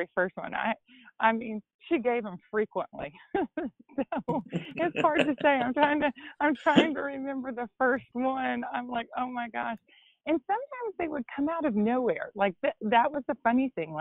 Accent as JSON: {"language": "English", "town": "Gatlinburg", "region": "Tennessee", "country": "United States", "moved": "yes", "said": "I'm from Gatlinburg, Tennessee, which is probably an hour outside of Knoxville. And it's a small mountain town"}